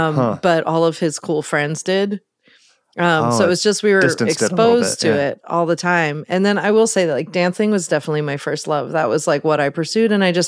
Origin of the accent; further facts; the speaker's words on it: Mid-Atlantic, United States; also born or lived in New York City / Baltimore / Midwest; now in Oakland, United States; I grew up on the East Coast. I always say the Mid-Atlantic Seaboard because we moved around a lot between New York City and Baltimore.